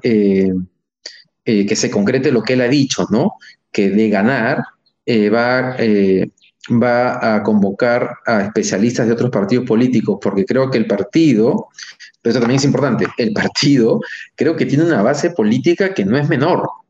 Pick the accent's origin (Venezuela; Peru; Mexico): Peru; somos los peruanos